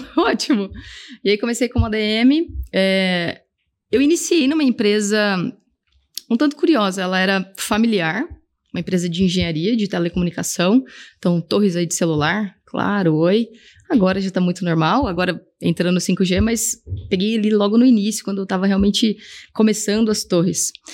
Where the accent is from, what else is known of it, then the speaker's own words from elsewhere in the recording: Brazil; also born or lived in Scotland; agora voltei para o Brasil, quero arrumar uma empresa onde eu use o meu inglês